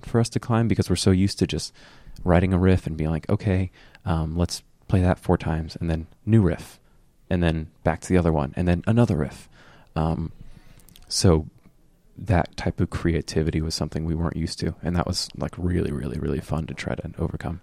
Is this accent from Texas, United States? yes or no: no; Fort Myers, Florida, United States; born or raised there